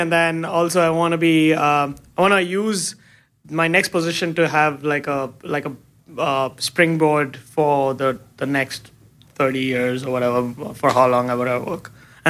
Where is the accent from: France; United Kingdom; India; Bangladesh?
India; now in United States; I moved from India. I moved here. I moved in 2011. I just wanted some change.